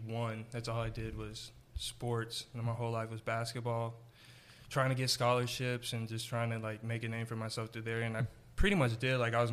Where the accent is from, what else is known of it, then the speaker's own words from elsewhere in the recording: Pflugerville, Texas, United States; now in Dallas, United States; I'm from Austin, actually Pflugerville